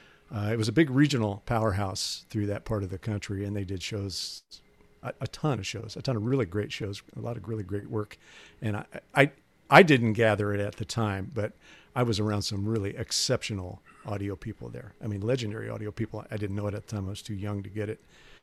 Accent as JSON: {"language": "English", "town": "St. Louis", "region": "Missouri", "country": "United States", "tie": "born or raised there", "also_born_or_lived": "Kansas City", "said": "Well, I was born in Kansas City, and then moved to St. Louis when I was about, I don't know, 7, 8 years"}